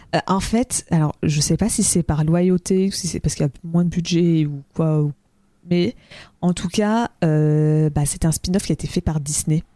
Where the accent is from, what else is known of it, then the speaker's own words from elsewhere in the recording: France; en tant que Français.